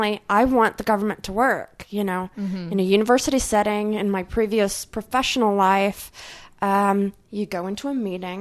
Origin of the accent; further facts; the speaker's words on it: Dallas, Texas, United States; I grew up here in Dallas. What used to be North Dallas